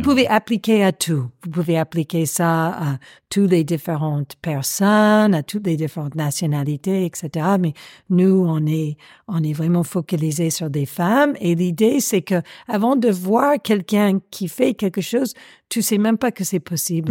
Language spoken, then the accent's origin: French; United States; accent: American; French is a second language; moved away as an adult; now in Paris, France; Je suis américaine, ça s'entend